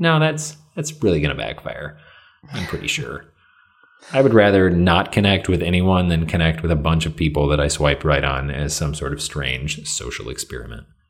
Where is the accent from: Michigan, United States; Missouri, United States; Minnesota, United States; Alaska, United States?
Michigan, United States; now in Illinois, United States